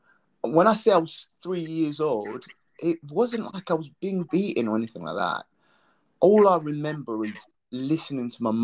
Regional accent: Malawi; now in United Kingdom; I was born in Malawi.

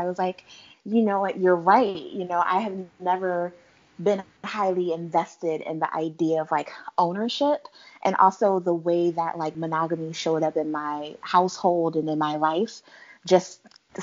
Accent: Philadelphia, Pennsylvania, United States; I am from Philadelphia, and we have a really large Islamic and Muslim community

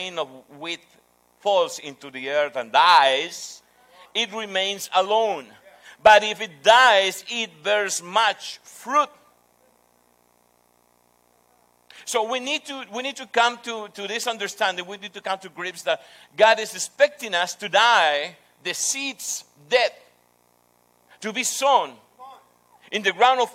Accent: Peru; English is a second language; I'm from Peru.

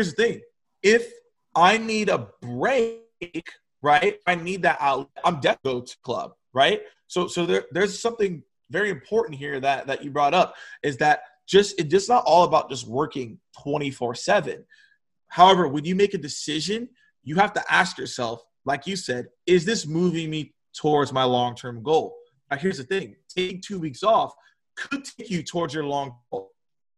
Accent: Atlanta, Georgia, United States; born or raised there

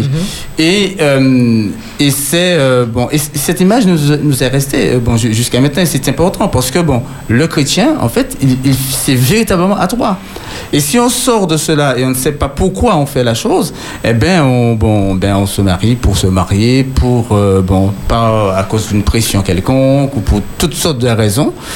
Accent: Martinique; je suis martiniquais

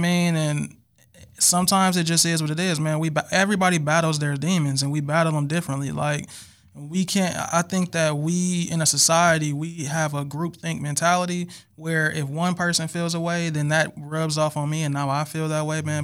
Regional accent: Milwaukee, Wisconsin, United States; I'm from Milwaukee, Wisconsin

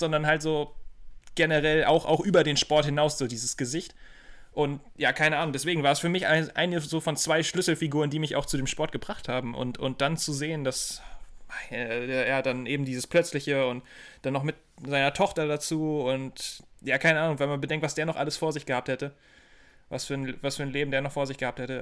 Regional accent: Germany; als Deutscher

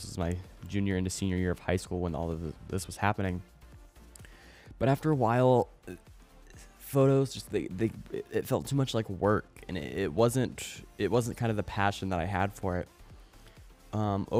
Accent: Springfield, United States; my hometown. I live in Springfield

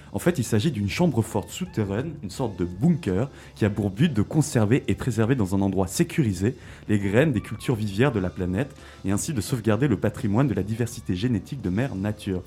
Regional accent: Switzerland; chez nous, en Suisse

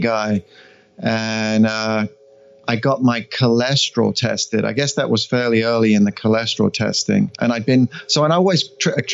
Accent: England, United Kingdom; moved away; Growing up in England

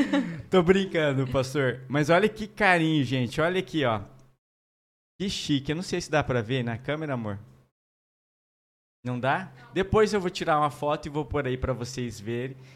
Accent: Paraná, Brazil; moved away; Olha aí, minha terra, gente.

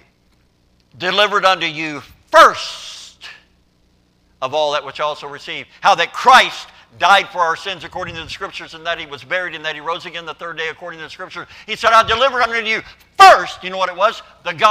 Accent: Kentucky, United States; I grew up in Kentucky

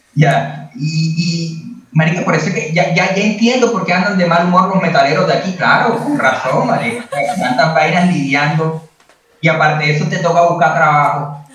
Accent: Colombian Caribbean coast, Colombia

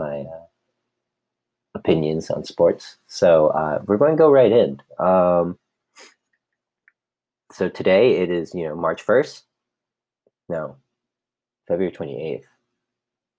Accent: Milwaukee, Wisconsin, United States; moved away as an adult; now in Los Angeles, United States; I was born and raised in Milwaukee, lived there all my life until I moved to Los Angeles, where I'm currently residing.

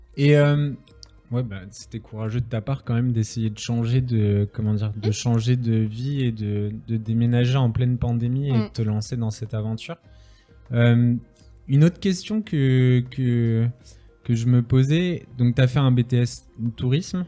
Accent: France; moved away as an adult; now in Helsinki, Finland; en tant que Français

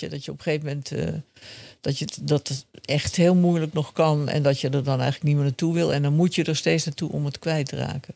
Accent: Amsterdam, North Holland, Netherlands; ik ben eh, opgegroeid in Amsterdam-Zuid

